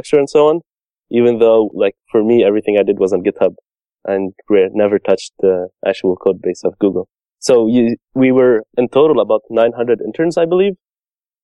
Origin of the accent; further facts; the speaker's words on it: Montreal, Quebec, Canada; I'm from Montreal, Canada